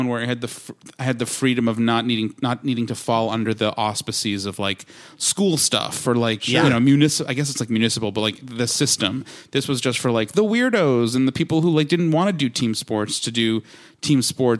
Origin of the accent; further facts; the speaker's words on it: Long Island, New York, United States; Long Island, unfortunately.